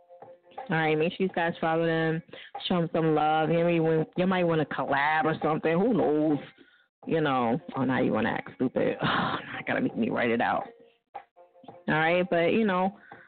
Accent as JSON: {"language": "English", "region": "New Jersey", "country": "United States", "said": "I'm from Jersey. We mispronounce everything"}